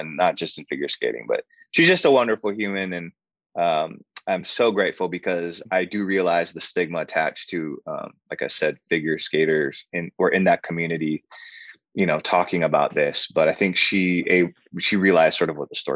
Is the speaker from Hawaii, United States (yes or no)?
yes; Hawaii, United States; now in Los Angeles, United States; I grew up in Hawaii doing island music and Hawaiian music. And then I moved